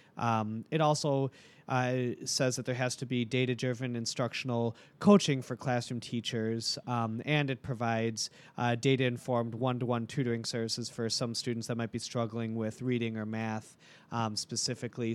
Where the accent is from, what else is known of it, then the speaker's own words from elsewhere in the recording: Milwaukee, Wisconsin, United States; I'm from Milwaukee my whole life